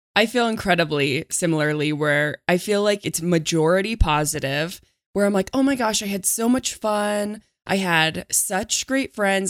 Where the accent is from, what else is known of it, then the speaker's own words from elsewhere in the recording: a farm town near Denver, Colorado, United States; all the churches in my hometown were uh, had a lotta, uh, old people 'cause I was in a farm town